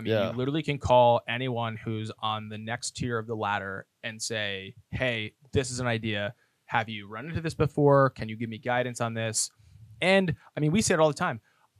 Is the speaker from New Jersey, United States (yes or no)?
yes; New Jersey, United States; now in Tampa, United States; I'm just a kid from New Jersey